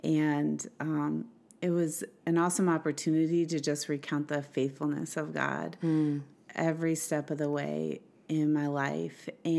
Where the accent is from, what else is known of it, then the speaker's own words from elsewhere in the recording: Swartz Creek, Michigan, United States; also born or lived in Flint; I was born in Flint, like you said, and grew up in a little town called Swartz Creek. It's a suburb of Flint.